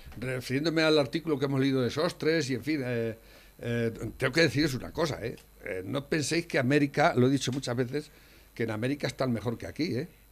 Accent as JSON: {"language": "Spanish", "country": "Spain", "said": "como español que uno se siente"}